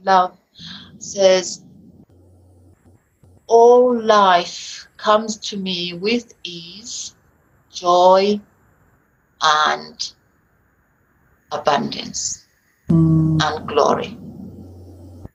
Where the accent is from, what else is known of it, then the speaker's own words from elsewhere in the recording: United Kingdom; accent: British; my British accent